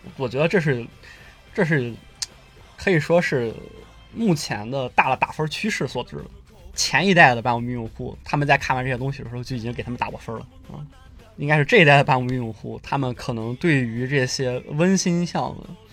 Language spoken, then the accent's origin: Chinese; China; 我们中国人还不一定能够答应